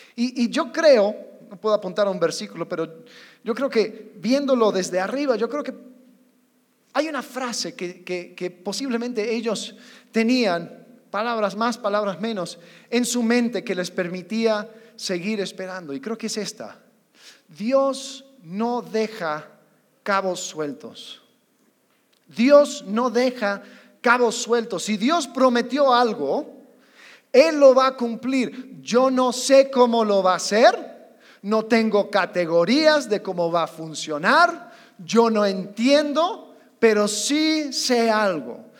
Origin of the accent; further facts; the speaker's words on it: United States; moved away; Como buen gringo, yo tengo casi 12 años en este país